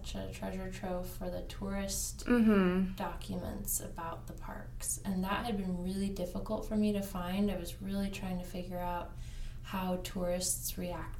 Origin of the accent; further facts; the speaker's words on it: Ketchikan, Alaska, United States; now in Colorado, United States; I grew up in Ketchikan and grew up near the totem parks that I was writing about